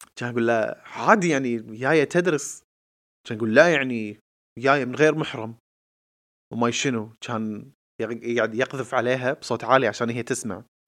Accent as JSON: {"language": "Arabic", "country": "Kuwait", "said": "احنا ككويتيين آه قاعدين بمجتمع كويتي"}